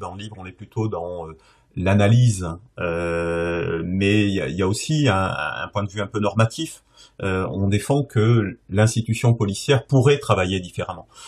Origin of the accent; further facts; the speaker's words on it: Bordeaux, Nouvelle-Aquitaine, France; moved away; ma région d'origine